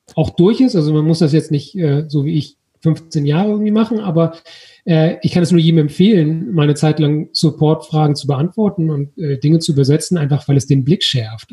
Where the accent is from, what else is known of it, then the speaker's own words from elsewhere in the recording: Germany; wir eben als Deutsche